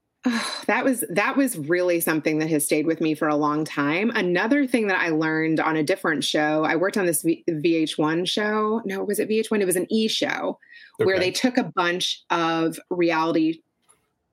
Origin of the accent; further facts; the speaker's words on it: Kentucky, United States; moved away as an adult; also born or lived in Chicago; I grew up in Kentucky